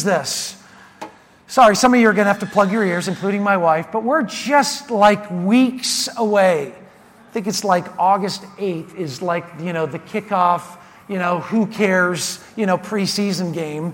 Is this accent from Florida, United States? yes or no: no; Prineville, Oregon, United States; my hometown of Prineville, Oregon